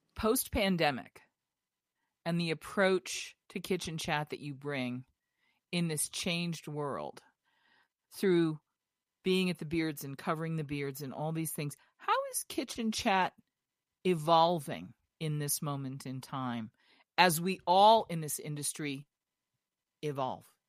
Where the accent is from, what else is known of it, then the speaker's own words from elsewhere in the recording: Massachusetts, United States; when I was a kid growing up in Massachusetts on Heartbreak Hill, during the Boston Marathon